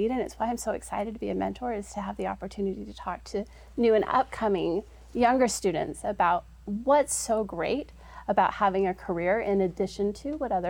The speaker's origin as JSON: {"language": "English", "town": "Holladay", "region": "Utah", "country": "United States", "tie": "born or raised there", "said": "I once was one of those juniors and senior girls growing up here in the state of Utah. Um, I grew up"}